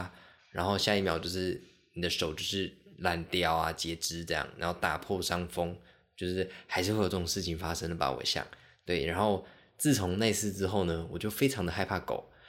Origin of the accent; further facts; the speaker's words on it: Liuqiu, Pingtung County, Taiwan; 我最早最早有印象跟狗狗接触，应该是我小时候在小琉球的时候。